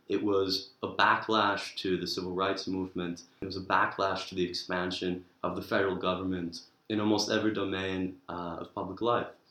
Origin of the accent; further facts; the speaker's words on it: New York, United States; moved away as an adult; now in Oxford, United Kingdom; from New York